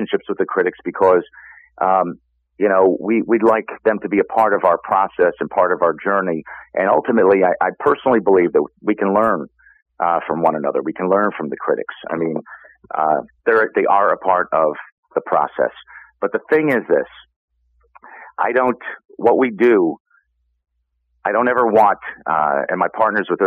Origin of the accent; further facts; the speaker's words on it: New York, United States; now in Chicago, United States; I'm a New Yorker